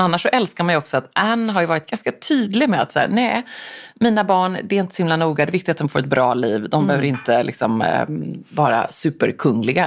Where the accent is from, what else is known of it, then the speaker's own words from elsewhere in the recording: Gothenburg, Västra Götaland, Sweden; som den göteborgare jag och min mamma är